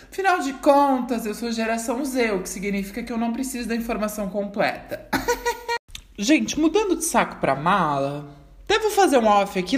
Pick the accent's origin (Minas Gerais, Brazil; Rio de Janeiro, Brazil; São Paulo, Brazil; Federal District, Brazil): São Paulo, Brazil; eu sou paulista, eu sou cria